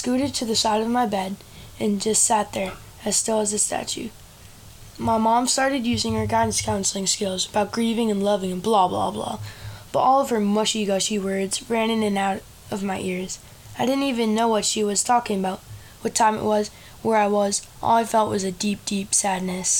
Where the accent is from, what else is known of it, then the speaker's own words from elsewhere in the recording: Norwood, Massachusetts, United States; also born or lived in Sudbury, Massachusetts; I was born in Norwood, Massachusetts on 6/11/2010